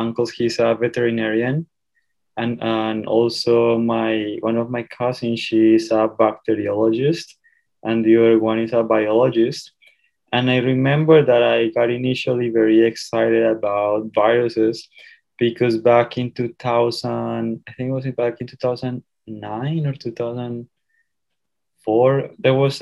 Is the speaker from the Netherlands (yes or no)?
no; Colombia; moved away as an adult; now in Indiana, United States; I am originally from Colombia